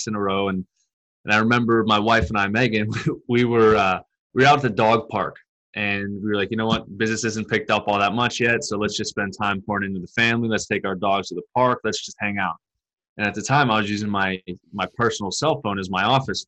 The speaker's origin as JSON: {"language": "English", "town": "Pittsburgh", "region": "Pennsylvania", "country": "United States", "tie": "born or raised there", "moved": "as an adult", "said": "I migrated back up to my hometown in Pittsburgh"}